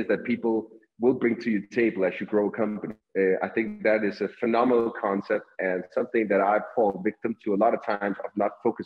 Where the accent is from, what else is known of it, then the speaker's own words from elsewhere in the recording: Denmark; English is a second language; also born or lived in United States; now in Colombia; I'm originally from Denmark, Europe, hence a little bit of the accent